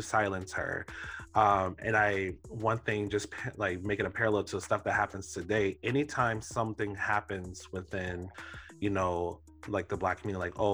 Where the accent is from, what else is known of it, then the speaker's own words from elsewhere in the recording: Florida, United States; I'm from Florida, and I actually grew up maybe 30 minutes away from where Trayvon Martin, you know, was shot and killed